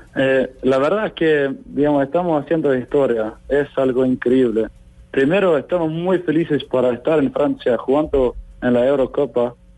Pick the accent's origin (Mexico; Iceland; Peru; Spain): Iceland